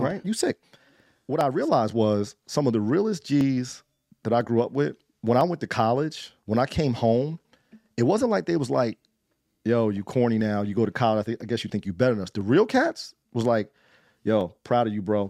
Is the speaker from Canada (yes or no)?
no; Trenton, New Jersey, United States; I grew up in the eighties and nineties in Trenton